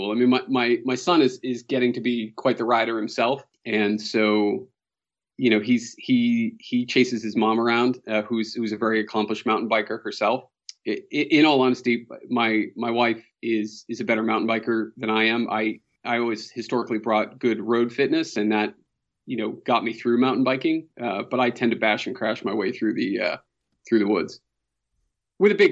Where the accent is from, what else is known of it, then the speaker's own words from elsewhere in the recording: Boston, Massachusetts, United States; So, uh, born and raised in Boston, Massachusetts. Uh, somehow I've avoided the Boston accent for the most part.